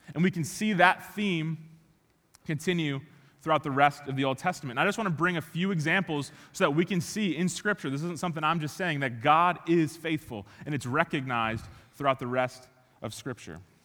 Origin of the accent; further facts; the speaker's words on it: Chicago, Illinois, United States; moved away; I grew up in Chicago, born and raised